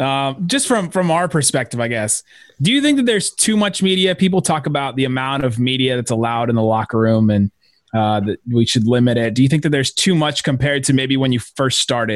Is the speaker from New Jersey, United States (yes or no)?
no; Cincinnati, Ohio, United States; I'm a redhead from Cincinnati.